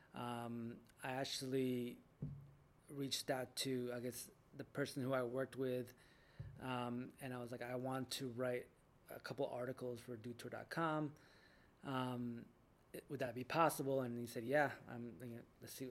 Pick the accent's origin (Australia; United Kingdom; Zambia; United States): United States; Jackson, New Jersey; I grew up in Jackson, New Jersey